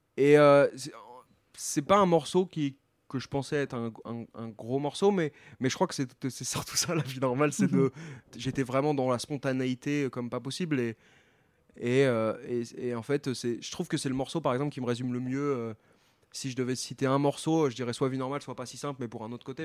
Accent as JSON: {"language": "French", "town": "Tours", "region": "Centre-Val de Loire", "country": "France", "moved": "yes", "said": "je viens de Tours"}